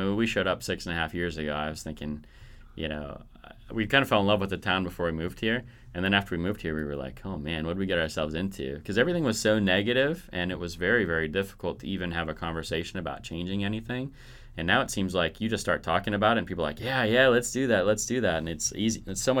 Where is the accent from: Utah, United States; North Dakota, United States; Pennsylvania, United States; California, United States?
North Dakota, United States; Fargo; born there; I was born in Fargo, North Dakota